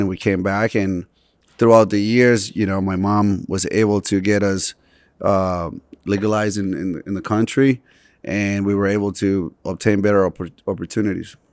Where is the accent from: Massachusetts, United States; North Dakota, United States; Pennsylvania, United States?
Massachusetts, United States; Boston; also born or lived in Medellín, Colombia; I grew up, um, in Boston